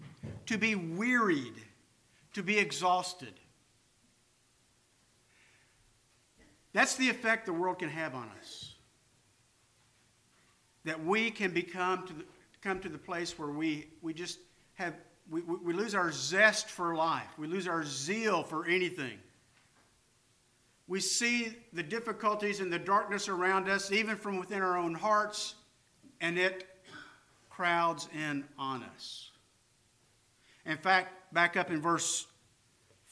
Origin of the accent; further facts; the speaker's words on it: California, United States; moved away; I'm from California